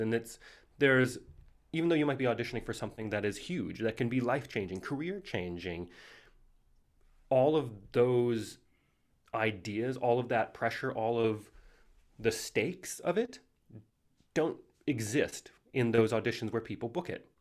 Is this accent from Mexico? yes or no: no; Missoula, Montana, United States; I grew up in Missoula, Montana